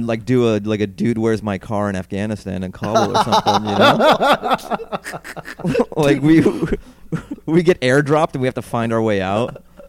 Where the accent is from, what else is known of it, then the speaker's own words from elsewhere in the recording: Seattle, Washington, United States; My parents are from there, but I was born in Seattle.